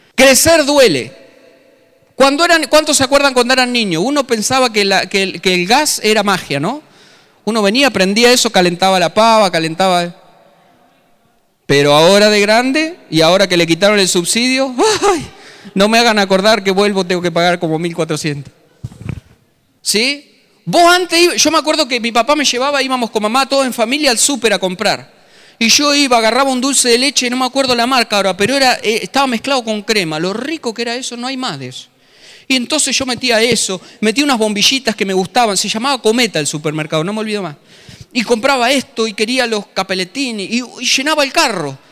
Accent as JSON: {"language": "Spanish", "town": "Tandil", "region": "Buenos Aires Province", "country": "Argentina", "moved": "as an adult", "said": "Soy un paisanito de Tandil que se vino a Buenos Aires con 24, 25 años."}